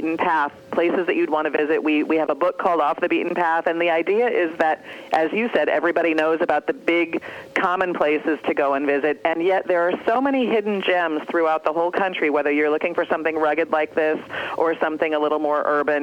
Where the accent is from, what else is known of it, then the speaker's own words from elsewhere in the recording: Iowa, United States; I come from Iowa, where there are lots of limestone formations and quarries and caves